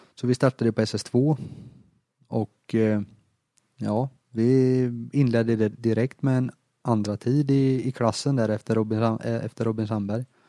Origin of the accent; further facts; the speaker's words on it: Småland, Sweden; som smålänning